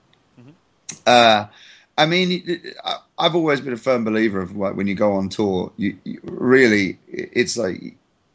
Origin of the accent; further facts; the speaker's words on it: England, United Kingdom; I'm English